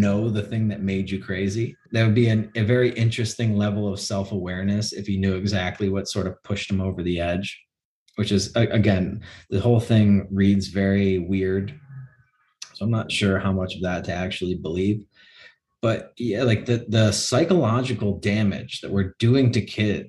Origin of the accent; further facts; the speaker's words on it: Chicago, Illinois, United States; in Chicago, my hometown